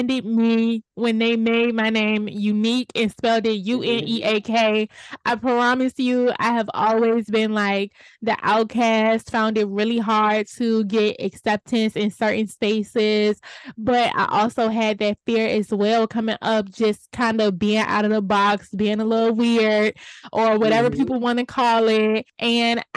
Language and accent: English; Richmond, Virginia, United States